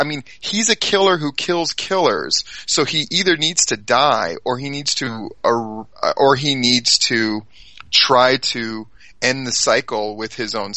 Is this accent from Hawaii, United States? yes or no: yes; Hawaii, United States; also born or lived in Alexandria, Virginia / Japan; So I grew up in Hawaii. I lived there when I was a really little kid, and then we moved back when I was about in third grade, and I stayed there all the way through grad school.